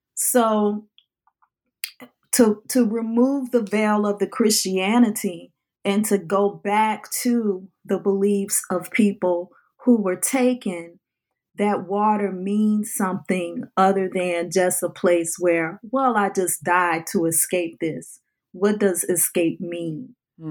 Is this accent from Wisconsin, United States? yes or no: no; New Orleans, Louisiana, United States; growing up in the New Orleans area